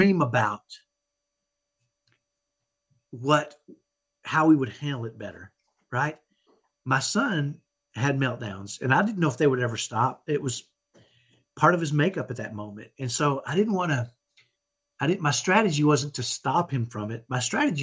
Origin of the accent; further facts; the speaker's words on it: Dallas, Texas, United States; accent: ghetto Texas accent; I grew up in Dallas, and I have what I call a ghetto Texas accent